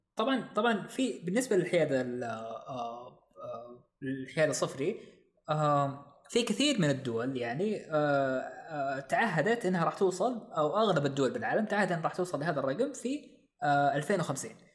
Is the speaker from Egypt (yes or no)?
no; Saudi Arabia